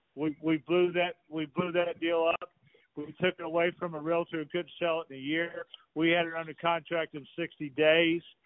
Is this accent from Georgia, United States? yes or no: yes; Atlanta, Georgia, United States; I'm a Southerner from Atlanta, Georgia